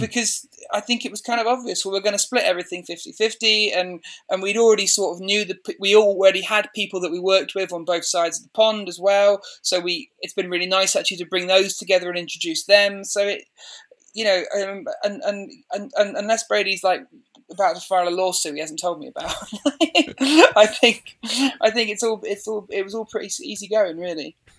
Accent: Midlands, United Kingdom; moved away as an adult; now in Banbury, United Kingdom; I grew up in the Midlands

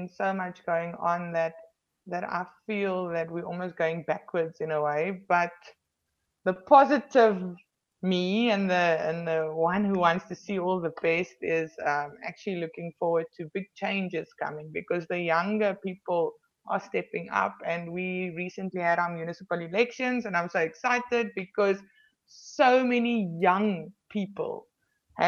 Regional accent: Paarl, Western Cape, South Africa; I was stationed at a station where, in Paul, it was my hometown at that time

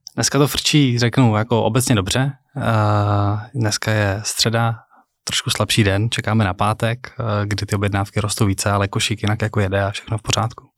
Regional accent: Prague, Czechia; já jsem z Prahy. Uh, žil jsem na Chodově, narodil jsem se jako v Krči

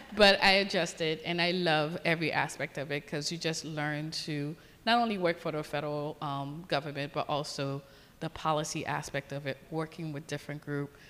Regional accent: Haiti; moved away; I grew up in a beautiful island of Haiti, so growing up in the Caribbean

